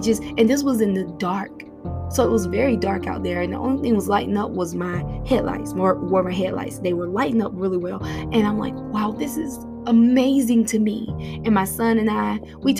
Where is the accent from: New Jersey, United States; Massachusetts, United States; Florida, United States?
Florida, United States; moved away; I grew up in Florida